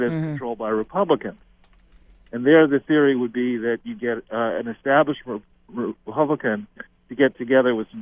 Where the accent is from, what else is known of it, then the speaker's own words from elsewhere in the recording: Los Angeles, California, United States; I was born in Los Angeles